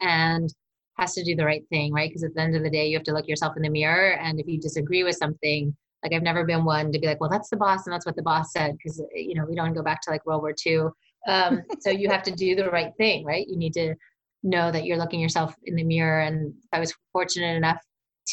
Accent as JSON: {"language": "English", "region": "East Coast", "country": "United States", "moved": "yes", "lives_now": "California, United States", "said": "I'm from the East Coast, which is definitely far more direct culture"}